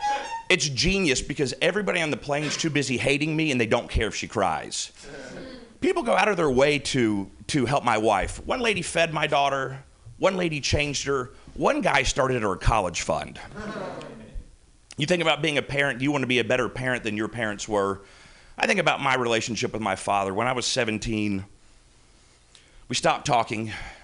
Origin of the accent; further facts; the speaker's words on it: the South, United States; I'm from the South, so, like, that's an actual